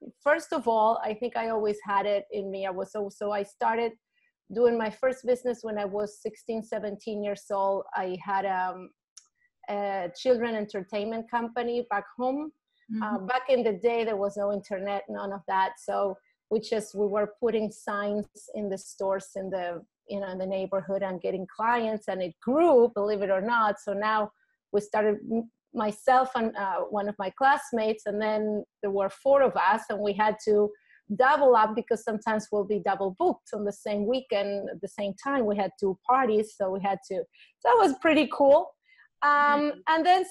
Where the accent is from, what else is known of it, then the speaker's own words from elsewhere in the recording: Argentina; English is a second language; moved away as an adult; now in United States; I'm originally from Argentina, and I came here for a few months when I was 19 to study English